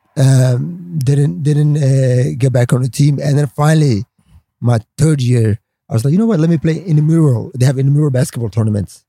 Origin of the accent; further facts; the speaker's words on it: Stockholm, Stockholm County, Sweden; English is a second language; moved away as an adult; also born or lived in Somalia / Washington / Los Angeles; that's how we grew up in Stockholm, Sweden